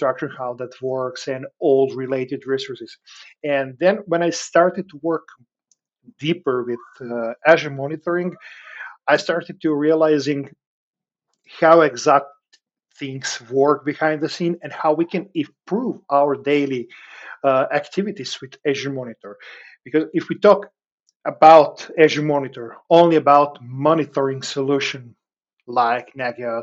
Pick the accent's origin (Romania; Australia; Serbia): Serbia; moved away as an adult; now in Breda, Netherlands; I'm originally from Serbia, but I moved approximately 2.5 years ago to the Netherlands with my family, where I work and live right now.